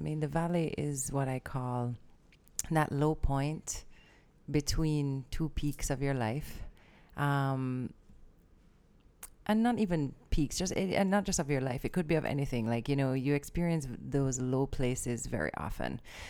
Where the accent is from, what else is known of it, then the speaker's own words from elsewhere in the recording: Jamaica; I'm just Jamaican.